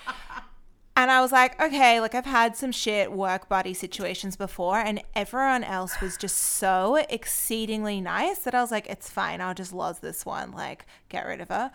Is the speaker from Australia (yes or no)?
yes; Australia; moved away as an adult; now in Israel; I'm actually from Australia